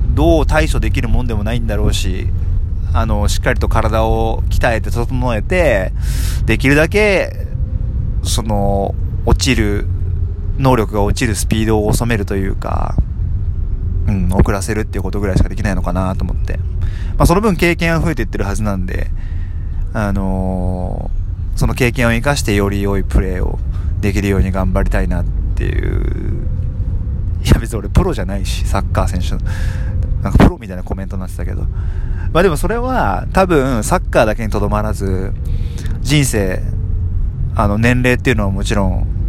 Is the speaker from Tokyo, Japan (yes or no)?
yes; Tokyo, Japan; 僕もですね、あの、東京出身なので